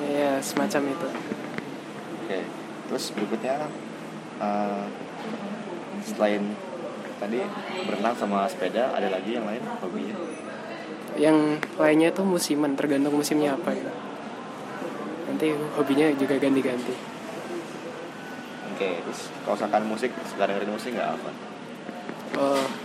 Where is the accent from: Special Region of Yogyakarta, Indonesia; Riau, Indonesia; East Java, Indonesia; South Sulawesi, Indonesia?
East Java, Indonesia; Ngawi; saya tempat lahirnya di Ngawi, Kota Ngawi, Kabupaten Ngawi.